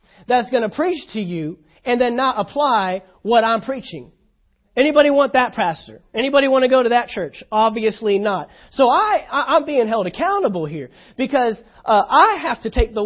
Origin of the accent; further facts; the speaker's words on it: Texas, United States; moved away; I'm from Texas